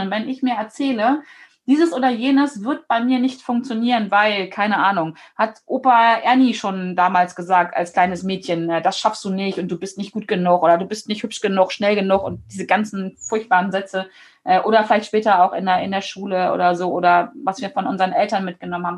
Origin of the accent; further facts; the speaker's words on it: Germany; dass ich hier geboren bin in Deutschland, dass ich hier leben darf